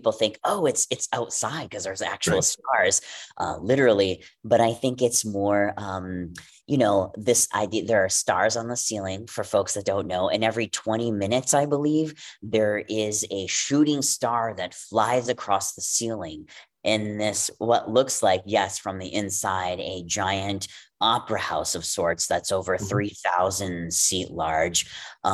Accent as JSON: {"language": "English", "region": "Wisconsin", "country": "United States", "tie": "born or raised there", "said": "First Stage Milwaukee in Wisconsin. Woo, my home state."}